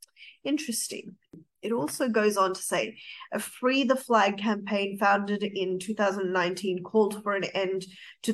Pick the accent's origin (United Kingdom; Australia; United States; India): Australia; being an Australian